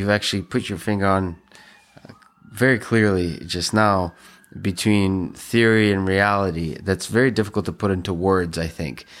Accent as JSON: {"language": "English", "country": "Russia", "tie": "born or raised there", "second_language": "English", "said": "I grew up in the Soviet Union."}